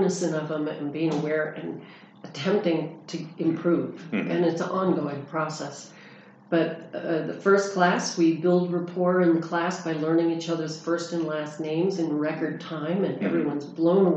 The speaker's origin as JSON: {"language": "English", "region": "California", "country": "United States", "also_born_or_lived": "Texas", "moved": "yes", "lives_now": "Tucson, United States", "said": "Originally from California."}